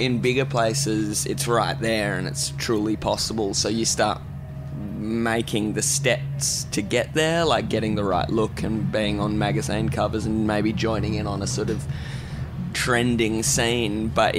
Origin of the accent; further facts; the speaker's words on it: the Kimberley, Western Australia, Australia; also born or lived in Perth; now in London, United Kingdom; I grew up in the Kimberleys, so when I first went down to Perth, I was like, whoa, big city.